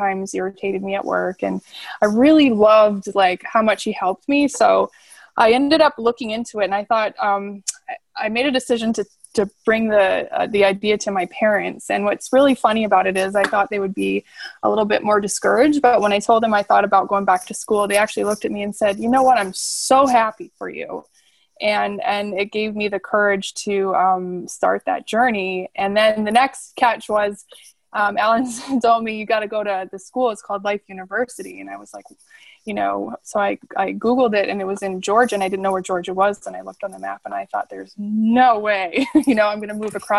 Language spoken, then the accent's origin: English; Alberta, Canada; I'm actually from Alberta, and I was a practicing hairstylist in Alberta